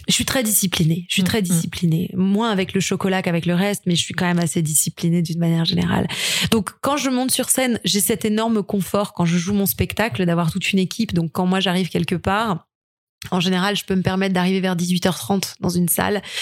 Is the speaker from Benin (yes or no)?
no; Nouvelle-Aquitaine, France; moved away as an adult; also born or lived in Strasbourg, France / Quebec, Canada; J'ai grandi dans le sud-ouest, euh, dans le, dans le, dans le, entre le trente-trois, la Gironde, le vingt-quatre, la Dordogne et le quarante-sept, le Lot-et-Garonne